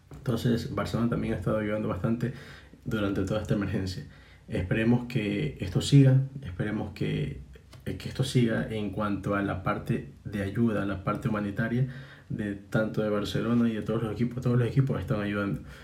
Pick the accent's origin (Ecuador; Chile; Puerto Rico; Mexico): Ecuador; Guayaquil, Guayas; nosotros como guayaquileños, nosotros guayaquileños